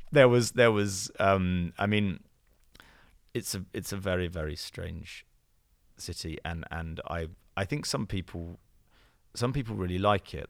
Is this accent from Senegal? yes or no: no; United Kingdom; accent: British; I have a very British intonation, I think, and I mean also the other thing I I could just I can't do an American accent.